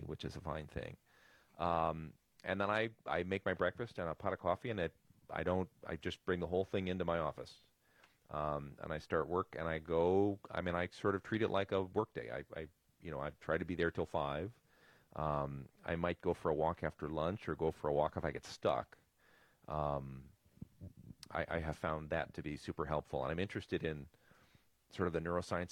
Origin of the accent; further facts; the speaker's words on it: Milwaukee, Wisconsin, United States; I grew up in Milwaukee.